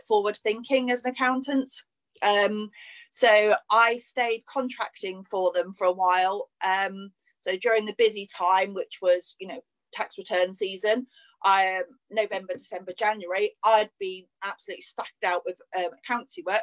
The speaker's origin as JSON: {"language": "English", "area": "Cornwall", "region": "South West England", "country": "United Kingdom", "also_born_or_lived": "Sussex / London", "moved": "as an adult", "said": "I moved from Cornwall, moved to Sussex, worked in London for a little while. And then I met John, met my husband, and life gets turned upside down when you kind of meet your life partner, doesn't it? And then, so we moved back to Cornwall."}